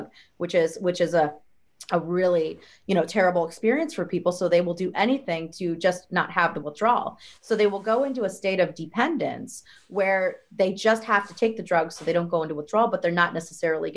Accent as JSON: {"language": "English", "region": "Ohio", "country": "United States", "moved": "yes", "said": "I'm from the Midwest. I'm actually from Ohio, and I have a lot of family members and friends at home"}